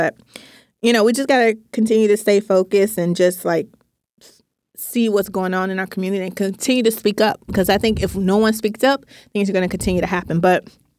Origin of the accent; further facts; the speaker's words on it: Tennessee, United States; I grew up born and raised in Tennessee. I grew up with shooting guns.